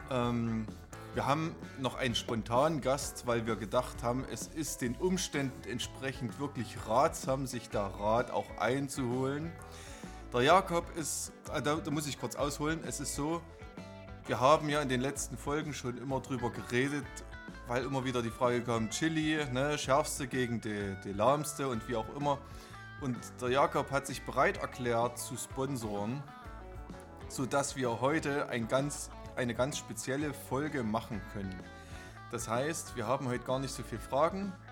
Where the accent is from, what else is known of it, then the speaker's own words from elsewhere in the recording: Bad Reichenhall, Bavaria, Germany; ich komme doch nicht aus Bernstein, meine Güte. Ich komme aus Bad Reichenhall.